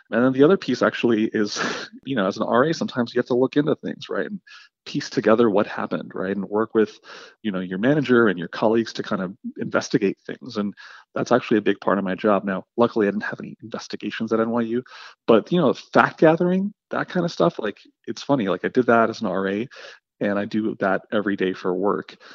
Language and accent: English; Afghanistan; born there; So I was born in Afghanistan, right, which is sort of notoriously one of the most corrupt countries in the world.